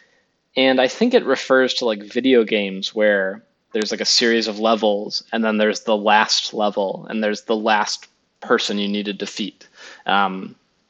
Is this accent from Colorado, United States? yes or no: no; Chicago, Illinois, United States; I grew up in the Chicago area